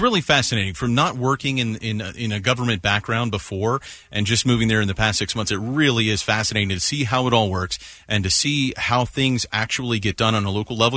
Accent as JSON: {"language": "English", "town": "Nashville", "region": "Tennessee", "country": "United States", "tie": "born or raised there", "said": "My hometown, Nashville, Tennessee"}